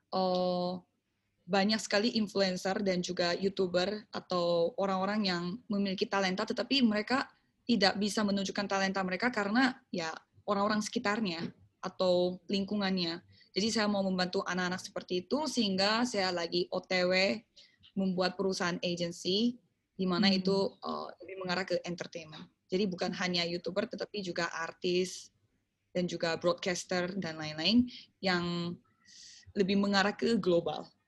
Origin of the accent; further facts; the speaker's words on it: South Korea; also born or lived in Surabaya, Indonesia; saya orang Korea.